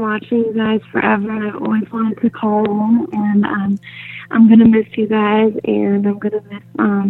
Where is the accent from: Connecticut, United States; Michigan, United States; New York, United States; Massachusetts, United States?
Connecticut, United States; from Connecticut.